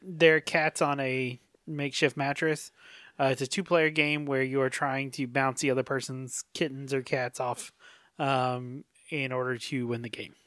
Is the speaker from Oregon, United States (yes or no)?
no; North Carolina, United States; growing up in North Carolina